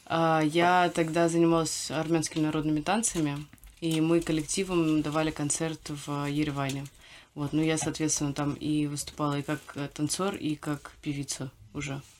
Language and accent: Russian; Moscow, Russia; Я родилась и выросла в Москве